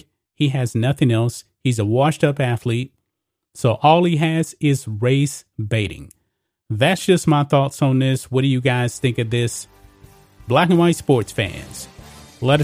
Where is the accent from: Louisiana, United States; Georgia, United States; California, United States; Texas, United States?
Texas, United States; I grew up in Texas